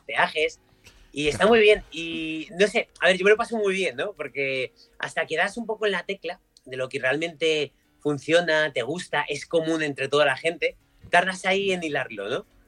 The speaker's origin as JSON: {"language": "Spanish", "town": "Madrid", "region": "Community of Madrid", "country": "Spain", "tie": "born or raised there", "said": "yo nací en, Madrid, mi padre es gallego y voy mucho a Galicia"}